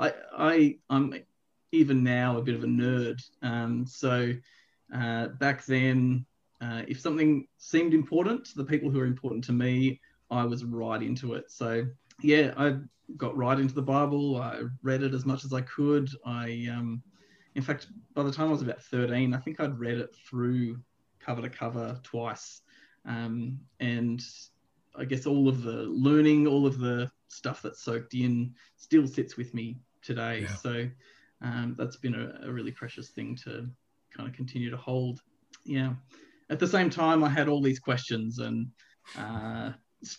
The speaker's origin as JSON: {"language": "English", "town": "Melbourne", "region": "Victoria", "country": "Australia", "tie": "born or raised there", "said": "I grew up in a church, relatively small church, I suppose, in the eastern suburbs of Melbourne"}